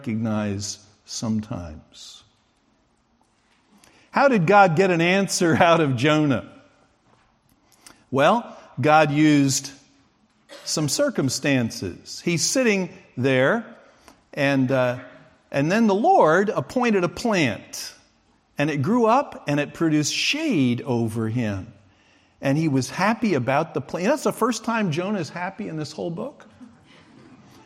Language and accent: English; United States; I'm an American